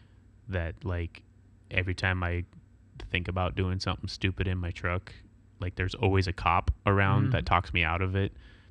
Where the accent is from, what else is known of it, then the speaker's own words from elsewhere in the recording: Nebraska, United States; moved away; I grew up in Nebraska